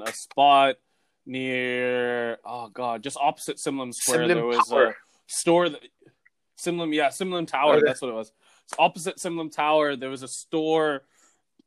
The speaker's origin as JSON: {"language": "English", "country": "Singapore", "tie": "born or raised there", "said": "growing up in Singapore"}